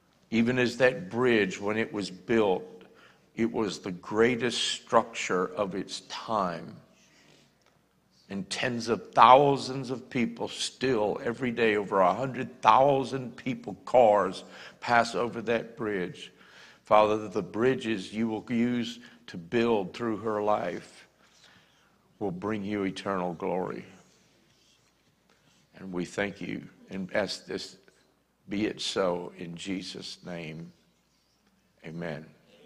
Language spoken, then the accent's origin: English; Northeast, United States; I was raised in the Northeast much of my childhood, even though I was military and moved all over the country.